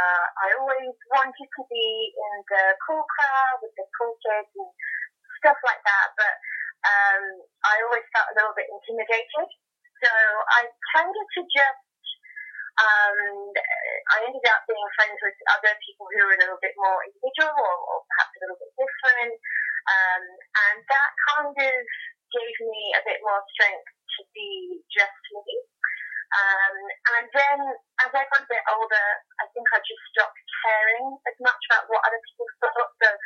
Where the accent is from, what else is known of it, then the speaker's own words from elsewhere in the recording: Hastings, South East England, United Kingdom; I'm from Hastings in the UK.